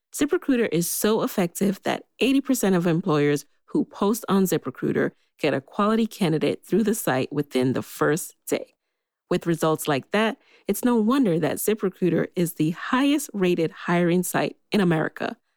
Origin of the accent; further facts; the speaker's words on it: New York City, New York, United States; I grew up in the Bronx